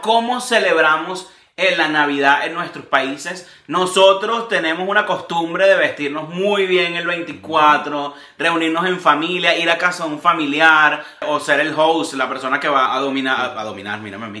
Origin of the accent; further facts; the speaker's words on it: Venezuela; now in United States; en Venezuela es muy característico de nosotros